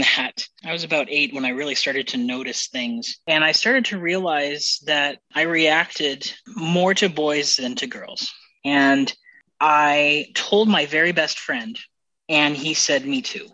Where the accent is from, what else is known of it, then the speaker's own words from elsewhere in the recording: Arizona, United States; I grew up in Arizona